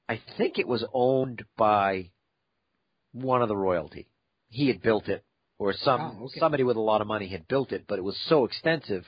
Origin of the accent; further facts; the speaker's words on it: United States; I'm an American